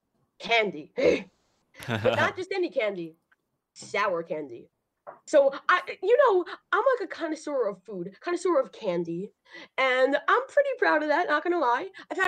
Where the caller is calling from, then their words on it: New York, United States; I am calling from New York.